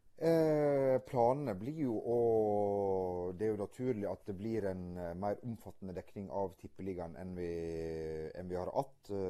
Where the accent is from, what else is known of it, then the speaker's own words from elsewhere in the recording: Stryn, Vestland, Norway; Jeg kommer fra Loen i uh, Stryn